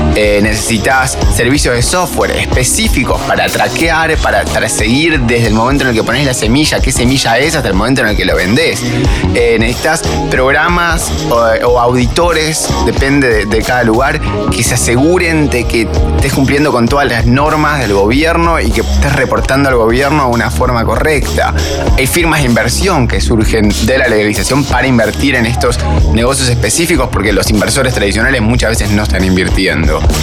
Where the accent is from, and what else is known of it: Argentina